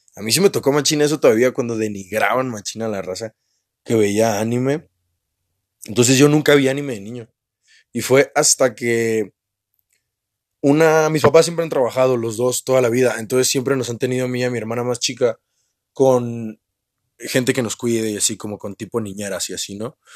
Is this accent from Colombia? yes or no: no; northern Mexico, Mexico; yo soy norteño